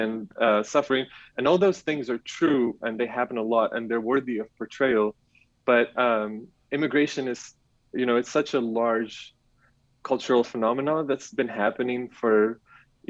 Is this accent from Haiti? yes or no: no; Rabat, Rabat-Salé-Kénitra, Morocco; English is a second language; moved away as an adult; also born or lived in France; now in Berlin, Germany; I grew up in Morocco, around the capital in Rabat.